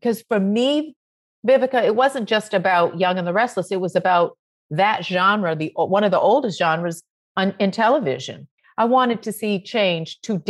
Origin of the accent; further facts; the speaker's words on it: Roxbury, Massachusetts, United States; Like I grew up in Roxbury, Massachusetts.